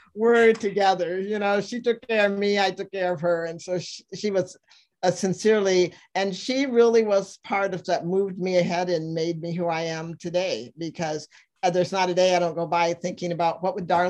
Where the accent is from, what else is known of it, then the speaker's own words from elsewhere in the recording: Mason City, Iowa, United States; now in Nebraska, United States; I was born and raised in Mason City, Iowa, Meredith Wilson's hometown